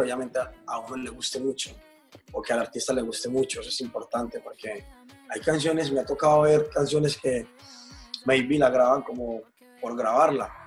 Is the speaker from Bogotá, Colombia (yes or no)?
no; Medellín, Antioquia, Colombia; moved away; todos somos de Medellín, Medellín, Colombia